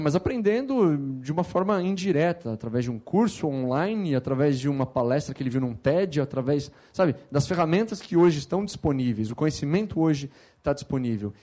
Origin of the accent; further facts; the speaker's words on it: Campinas, São Paulo, Brazil; eu sou nascido em São Paulo, mas morei minha vida inteira em Campinas